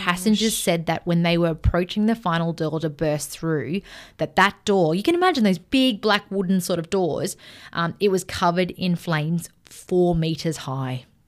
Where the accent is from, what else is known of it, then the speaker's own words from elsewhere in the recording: Melbourne, Victoria, Australia; we're from Melbourne